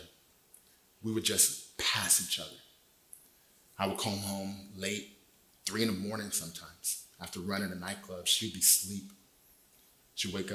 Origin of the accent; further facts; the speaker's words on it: Desert Hot Springs, California, United States; moved away as an adult; now in Temecula, United States; Ended up back in my hometown, Desert Hot Springs